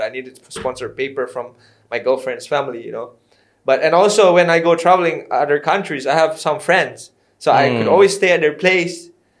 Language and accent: English; Bali, Indonesia; I'm from Bali, you know. And I don't come from a rich family.